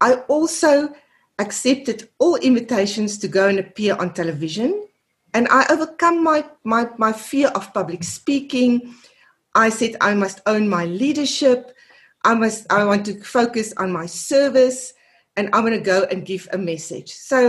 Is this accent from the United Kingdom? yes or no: no; South Africa; first language af; English is a second language; my mother tongue is Afrikaans. 90% of my work I do and I've done over the last 30 years is in English. All my writing is in English.